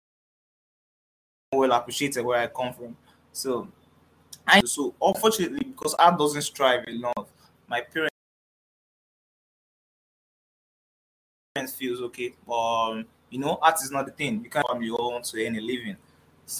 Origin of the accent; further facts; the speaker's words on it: Nigeria; Growing up in Nigeria.